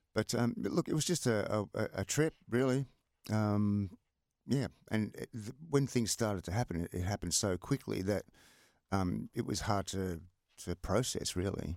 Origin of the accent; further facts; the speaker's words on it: Melbourne, Victoria, Australia; moved away; also born or lived in Sydney; living in a block of flats in Collingwood